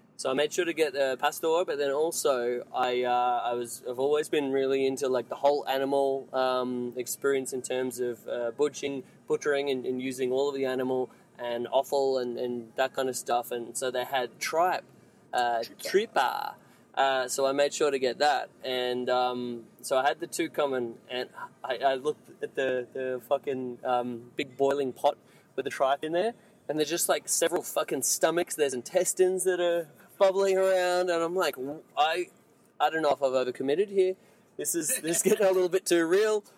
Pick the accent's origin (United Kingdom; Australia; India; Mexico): Mexico; moved away; I come from Mexico